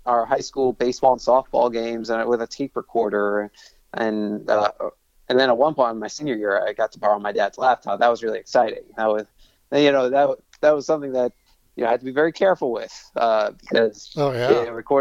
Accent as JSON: {"language": "English", "area": "Long Island", "region": "New York", "country": "United States", "tie": "born or raised there", "also_born_or_lived": "Boston", "moved": "as an adult", "lives_now": "Edinburgh, United Kingdom", "said": "I grew up on Long Island"}